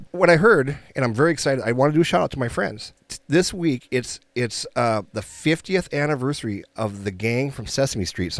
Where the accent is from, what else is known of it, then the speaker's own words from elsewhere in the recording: Minnesota, United States; we're from Minnesota